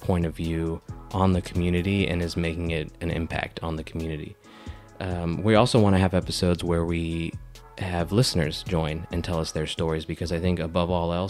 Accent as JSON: {"language": "English", "country": "United States", "tie": "born or raised there", "said": "I identify as Chicano, and what that means is that I am American-born of Mexican descent."}